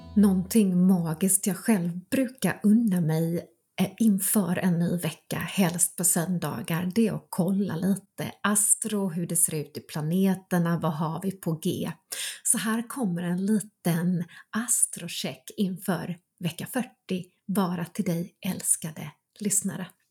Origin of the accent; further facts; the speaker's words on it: North Karelia, Finland; moved away; jag är uppvuxen i norra Karelen, precis i gränsen mellan Finland och Ryssland